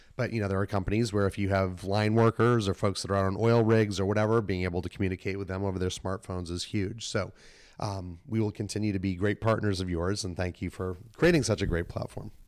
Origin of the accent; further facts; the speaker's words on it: Melrose, Massachusetts, United States; moved away; also born or lived in Boston; I grew up in Melrose, just outside of s, the city, lived in the city